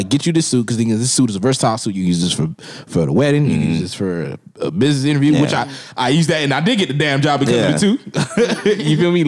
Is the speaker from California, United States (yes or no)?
no; Florida, United States; I've been born and raised in Florida.